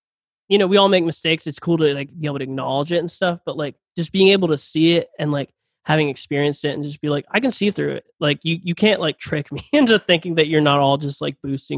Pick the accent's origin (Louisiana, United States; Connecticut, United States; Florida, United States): Florida, United States; Jacksonville; Jacksonville native.